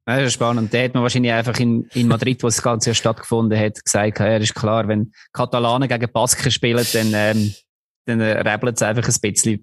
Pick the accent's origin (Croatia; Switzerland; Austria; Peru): Switzerland; als Schweizer